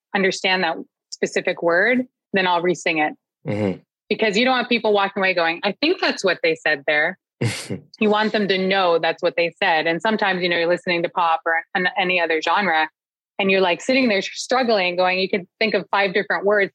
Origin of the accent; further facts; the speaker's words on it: Toronto, Ontario, Canada; growing up in Scarborough